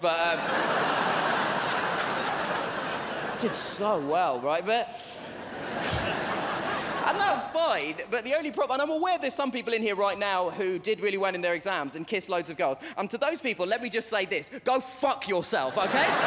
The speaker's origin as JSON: {"language": "English", "region": "London", "country": "United Kingdom", "tie": "born or raised there", "said": "I was born in London, but my parents were not. My parents come from India"}